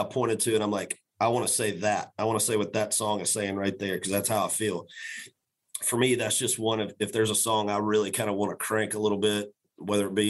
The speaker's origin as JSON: {"language": "English", "town": "Macon", "region": "Georgia", "country": "United States", "tie": "born or raised there", "also_born_or_lived": "Florida", "said": "I was born and raised in Macon, Georgia"}